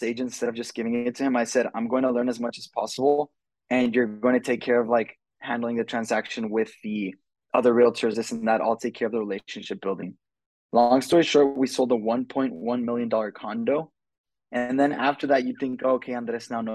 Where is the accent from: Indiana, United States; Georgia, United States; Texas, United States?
Texas, United States; El Paso; I'm from El Paso, Texas